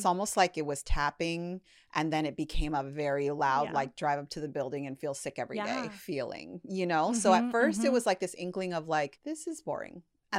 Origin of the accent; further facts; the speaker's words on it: Toronto, Ontario, Canada; now in Los Angeles, United States; know, I grew up in Toronto. That's not a big, at the time, it wasn't a big industry there.